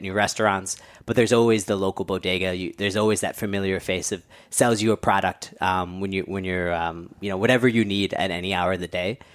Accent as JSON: {"language": "English", "town": "New York City", "region": "New York", "country": "United States", "tie": "born or raised there", "said": "I grew up born and raised in New Yorker"}